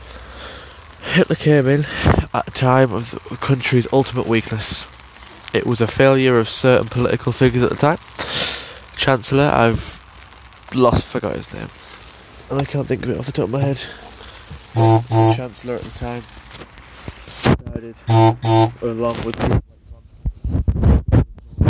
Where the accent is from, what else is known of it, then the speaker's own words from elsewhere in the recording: England, United Kingdom; I'm from England, by the way, if you can tell by the accent